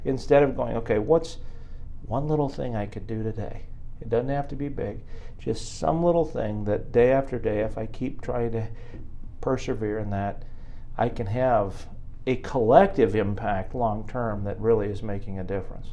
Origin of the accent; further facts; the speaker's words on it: Martinsville, Indiana, United States; moved away as an adult; also born or lived in Mooresville, Indiana; now in Hendricks County, United States; grew up down in Martinsville.